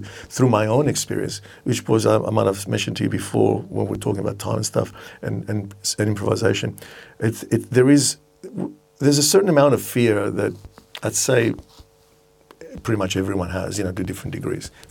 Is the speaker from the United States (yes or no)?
no; Cyprus; I was born in Cyprus